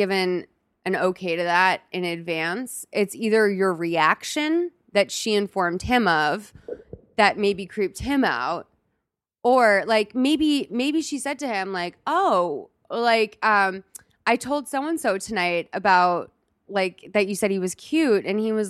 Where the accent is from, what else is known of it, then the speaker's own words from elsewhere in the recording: Boston, Massachusetts, United States; now in Los Angeles, United States; Because like, I don't know, like I'm from Boston. Like I live in LA.